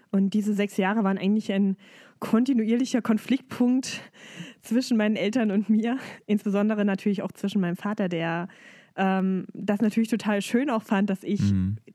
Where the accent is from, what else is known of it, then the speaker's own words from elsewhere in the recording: Dessau, Saxony-Anhalt, Germany; Das ist meine Heimatstadt. Und ähm, es gab damals eben nicht so viele Möglichkeiten, Gesangsunterricht zu nehmen.